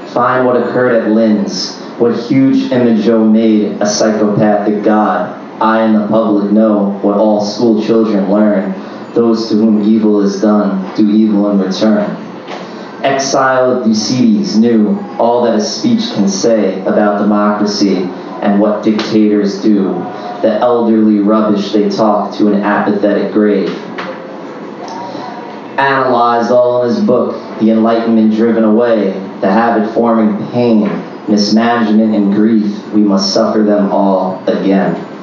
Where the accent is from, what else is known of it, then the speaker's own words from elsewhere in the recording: New York City, New York, United States; Uh, I'm from Queens.